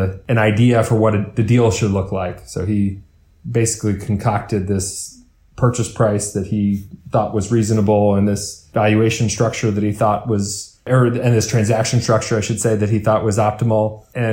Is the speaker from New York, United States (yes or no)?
yes; New York City, New York, United States; growing up in New York City